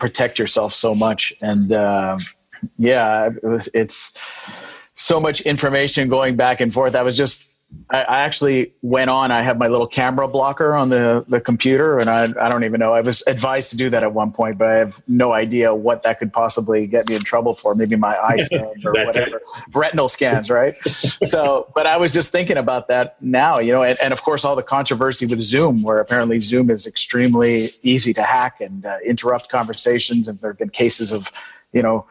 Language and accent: English; Quebec, Canada; in our country. Our premier of Quebec